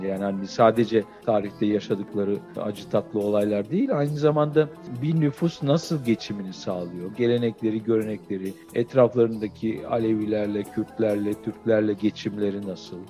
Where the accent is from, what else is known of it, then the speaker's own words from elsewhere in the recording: Aegean Region, Turkey; bir Egeli olarak